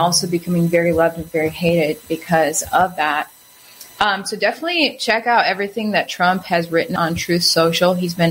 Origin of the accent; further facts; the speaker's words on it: Wisconsin, United States; my home state